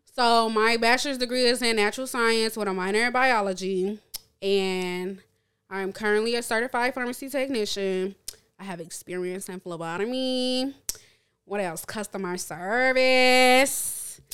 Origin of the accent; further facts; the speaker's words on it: Chicago, Illinois, United States; I grew up born and raised in Chicago, lived in Chicago